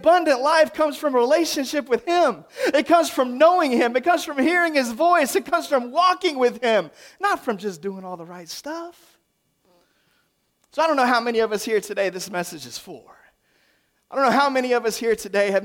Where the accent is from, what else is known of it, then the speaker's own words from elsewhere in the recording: the South, United States; that's how we do it in the South